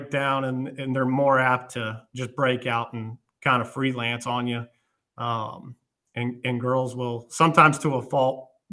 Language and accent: English; Colorado, United States; moved away as an adult; also born or lived in St. Louis, Missouri; now in Westphalia, United States; I grew up in Colorado, played at a large high school out there, and then came to St. Louis in the early 2000s